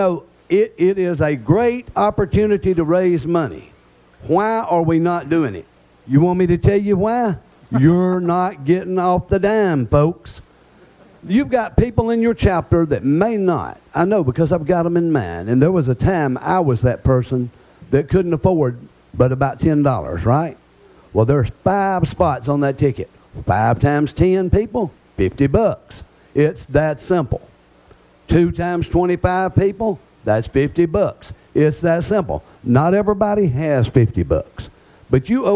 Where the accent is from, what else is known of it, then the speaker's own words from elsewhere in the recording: Alabama, United States; I'm from Alabama.